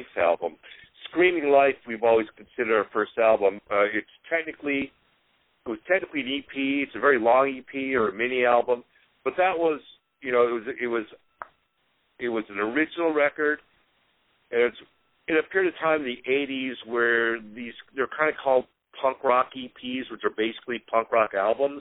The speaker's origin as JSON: {"language": "English", "town": "Chicago", "region": "Illinois", "country": "United States", "tie": "born or raised there", "also_born_or_lived": "Seattle", "moved": "yes", "said": "As a kid growing up in Chicago"}